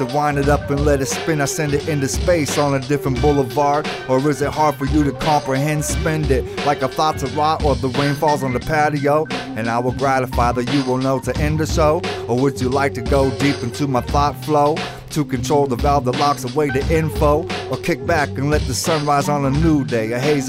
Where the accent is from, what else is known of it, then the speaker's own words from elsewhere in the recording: Langford, British Columbia, Canada; also born or lived in California; I'm from Langford, British Columbia.